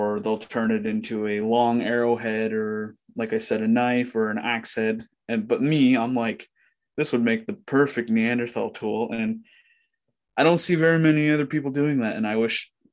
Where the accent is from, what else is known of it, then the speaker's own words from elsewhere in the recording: Ontario, Canada; I'm from Ontario